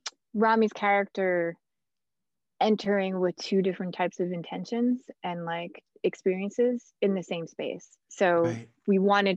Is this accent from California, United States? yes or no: no; New Jersey, United States; I grew up in New Jersey, but in a different part of New Jersey.